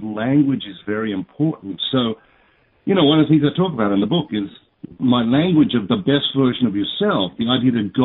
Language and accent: English; Sydney, New South Wales, Australia; I was born in St. Martha's Hospital in Sydney, Australia